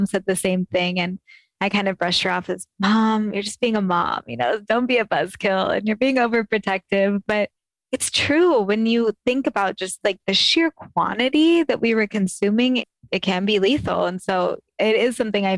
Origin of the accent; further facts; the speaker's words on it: Sacramento, California, United States; growing up in Northern California